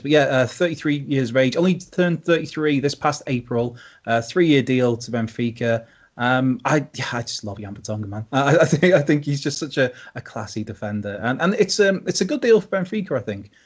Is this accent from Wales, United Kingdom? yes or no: yes; Wales, United Kingdom; speaking as a Welshman